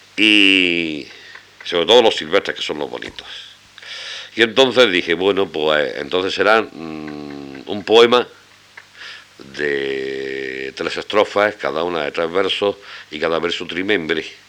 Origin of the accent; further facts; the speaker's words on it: Albolote, Andalusia, Spain; also born or lived in Granada; natural y ex vecino de Albolote